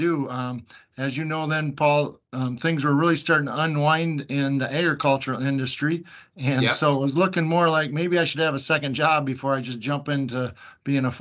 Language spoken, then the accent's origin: English; the Thumb, Michigan, United States; I grew up here in Thumb, Michigan, on a kind of dairy farm and crop farm